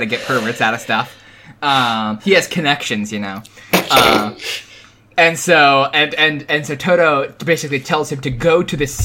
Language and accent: English; East Coast, United States; I'm from the East Coast